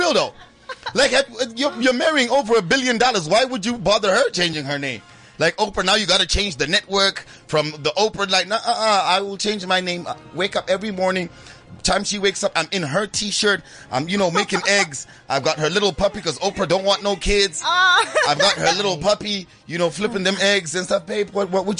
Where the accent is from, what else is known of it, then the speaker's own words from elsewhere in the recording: Zimbabwe; moved away; I'm from Zimbabwe